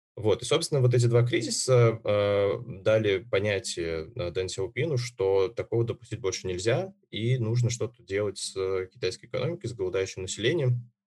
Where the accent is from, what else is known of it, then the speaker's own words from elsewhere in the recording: Uzbekistan; now in Moscow, Russia; Родом я сам из Узбекистана